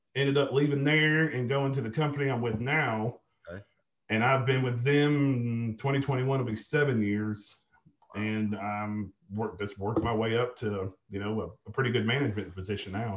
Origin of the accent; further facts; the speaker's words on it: Forrest City, Arkansas, United States; also born or lived in Indianapolis, Indiana / Jonesboro, Arkansas; grew up in a little town off of uh, I 40 called Forest City, Arkansas.